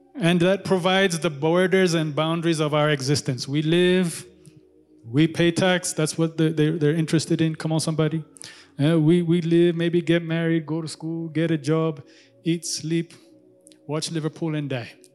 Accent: Kenya; now in Addis Ababa, Ethiopia; I grew up in Kenya

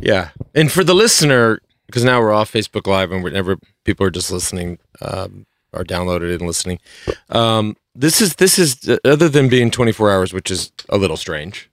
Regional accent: Plano, Texas, United States; I came from Plano, Texas

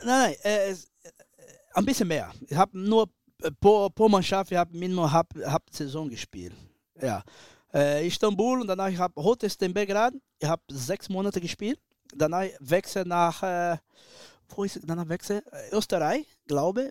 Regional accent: Brazil; German is a second language; moved away as an adult; ich bin ein Brasilianer, ich habe mein Blut ist Latino

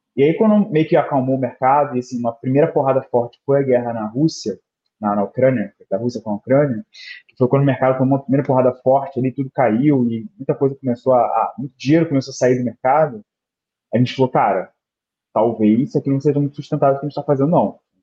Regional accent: Rio de Janeiro, Brazil; eu sou do Rio de Janeiro, né? Hoje em dia eu moro em Botafogo, mas morei quase na vida inteira em Bangu, né, no subúrbio do Rio

